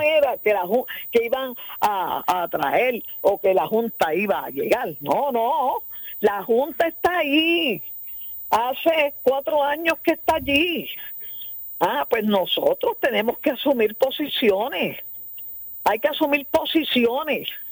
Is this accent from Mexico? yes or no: no; Puerto Rico; todos somos puertorriqueños